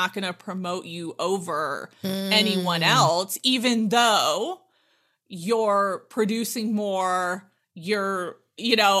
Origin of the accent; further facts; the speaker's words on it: Southern California, United States; moved away as an adult; now in Utah, United States; I'm born and raised in Southern California